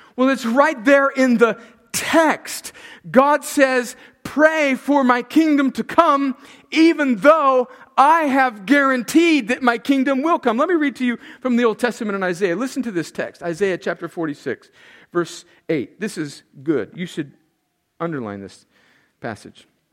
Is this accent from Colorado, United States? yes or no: no; El Centro, California, United States; moved away as an adult; also born or lived in New York; went home to El Centro, California for Thanksgiving. That's my hometown. I moved away from 503 Winsley, El Centro, California, in June of 1989. I went away to college in New York, left. I was 18 years old